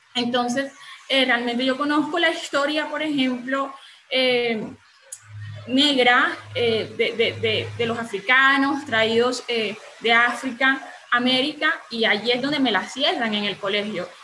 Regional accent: María La Baja, Bolívar, Colombia; Soy de, una región de Bolívar, en el Caribe, eh, de María la Baja, Bolívar

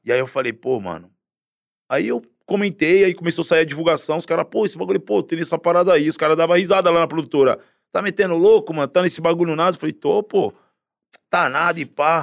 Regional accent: Guarujá, São Paulo, Brazil; also born or lived in Santos; eu sou nascido e criado na Baixada Santista, né? Nasci em Santos, mas sempre morei no Guarujá.

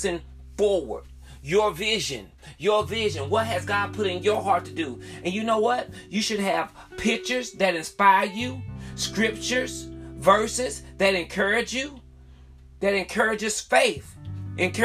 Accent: the South, United States; I'm from the South

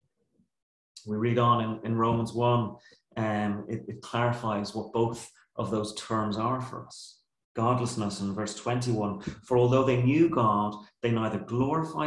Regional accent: Ireland; our culture as Irish people

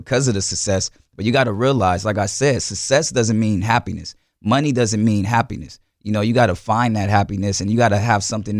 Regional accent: New Orleans, Louisiana, United States; We come from New Orleans, though, a hurricane city

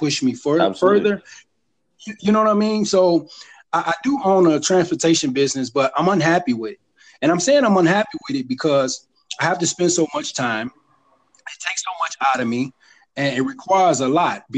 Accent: Chicago, Illinois, United States; I'm an introvert from Chicago, and Illinois.

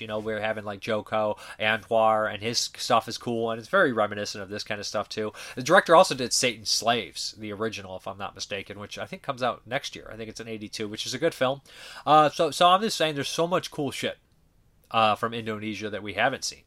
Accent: Boston, Massachusetts, United States; as a Bostonian

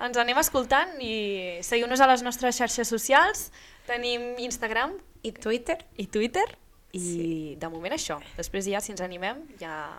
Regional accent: Figueres, Catalonia, Spain; also born or lived in Barcelona / Vilabertran; soc de Figueres, però, però... he nascut a, la, a, a Barcelona

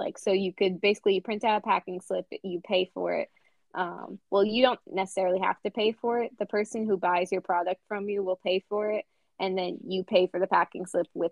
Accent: United States; I'm an American.

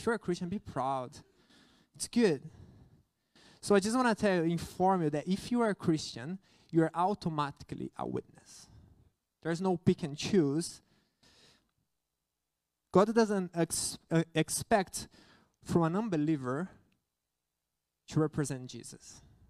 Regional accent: Brazil; English is a second language; I know that I'm a missionary. I came from Brazil to here, but it is something that goes beyond missions.

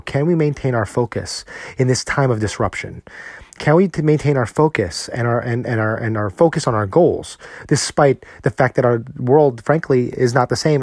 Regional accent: New Jersey, United States; now in Texas, United States; Growing up in New Jersey

